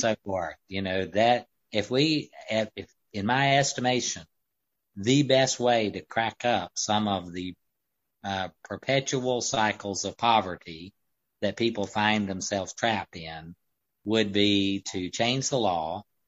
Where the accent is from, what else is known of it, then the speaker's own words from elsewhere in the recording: the Upstate, South Carolina, United States; we're from the Upstate originally